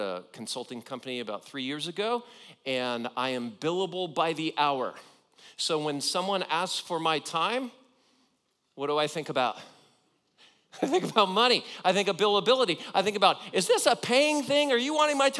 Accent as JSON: {"language": "English", "region": "Southern California", "country": "United States", "tie": "born or raised there", "said": "I grew up in Southern California"}